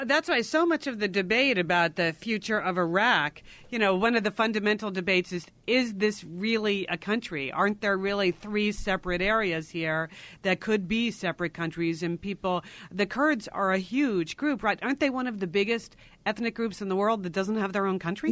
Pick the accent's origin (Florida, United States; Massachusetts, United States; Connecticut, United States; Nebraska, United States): Connecticut, United States; When we were growing up in Connecticut